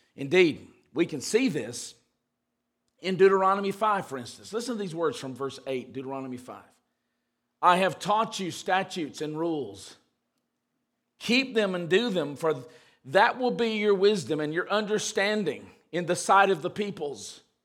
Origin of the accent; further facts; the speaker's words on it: the South, United States; when I was growing up in the South